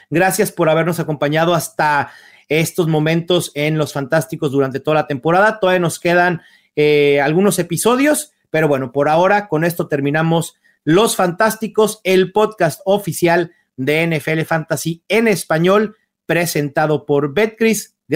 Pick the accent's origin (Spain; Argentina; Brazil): Brazil; yo como brasileño